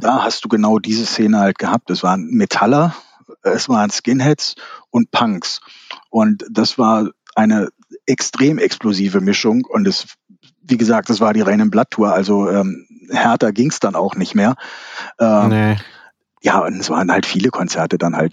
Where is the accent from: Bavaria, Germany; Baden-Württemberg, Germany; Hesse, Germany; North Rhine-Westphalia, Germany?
Hesse, Germany; Kassel; Aus Kassel. Born and raised in Kassel.